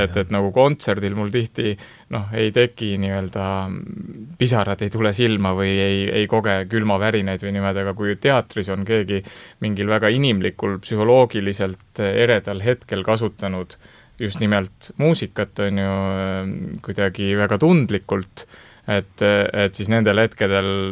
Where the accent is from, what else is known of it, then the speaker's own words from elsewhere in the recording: Rapla, Rapla County, Estonia; ma ise olen pärit Raplast